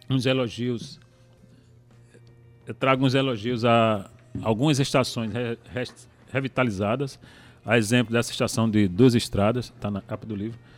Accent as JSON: {"language": "Portuguese", "town": "Itabaiana", "region": "Paraíba", "country": "Brazil", "said": "Sou de Itabaiana, filho de ferroviário."}